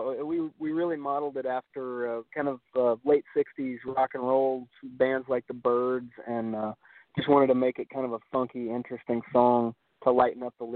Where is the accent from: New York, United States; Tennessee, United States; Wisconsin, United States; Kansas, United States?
Kansas, United States; now in Nashville, United States; where I grew up in Kansas, and grew up in a pretty rural area